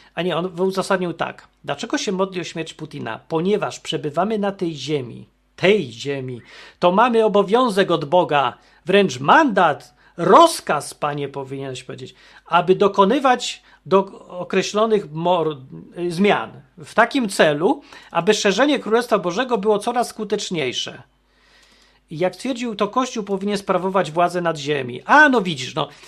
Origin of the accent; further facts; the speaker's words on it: Poland; ja się urodziłem w Polsce